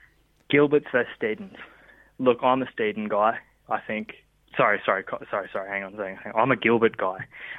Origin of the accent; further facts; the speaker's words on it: Queensland, Australia; also born or lived in Wagga Wagga; I'm a Queenslander personally